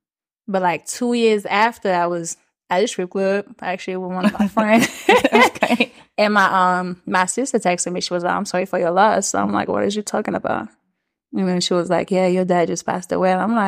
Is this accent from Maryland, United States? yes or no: yes; Maryland, United States; born there; also born or lived in Switzerland; So, well, I was born in Maryland. I was adopted.